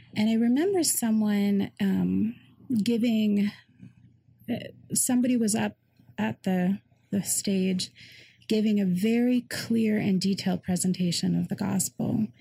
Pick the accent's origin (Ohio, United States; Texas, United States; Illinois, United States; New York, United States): Ohio, United States; Cleveland suburbs; also born or lived in Colorado; And then we moved up to Ohio, um, Cleveland suburbs area.